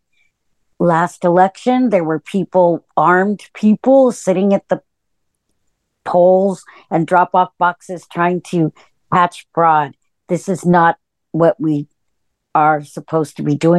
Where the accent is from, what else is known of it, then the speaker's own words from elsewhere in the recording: California, United States; I'm from California.